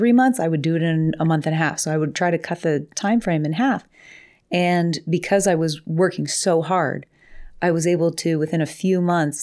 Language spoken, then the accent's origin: English; Coitsville, Ohio, United States; I grew up in, well, Lowville, but it was in Coitsville